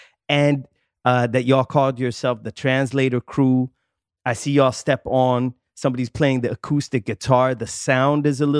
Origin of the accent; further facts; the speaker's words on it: Sweden; I'm a young kid, you know, my parents are American, but I grew up in Sweden.